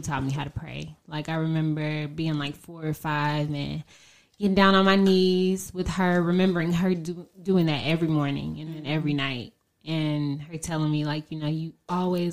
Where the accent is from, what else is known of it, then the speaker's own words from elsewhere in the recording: Dayton, Ohio, United States; moved away as an adult; also born or lived in Columbus, Ohio / Nashville; I am originally from Dayton, Ohio, born and raised. I was actually born in Columbus, but then came here shortly after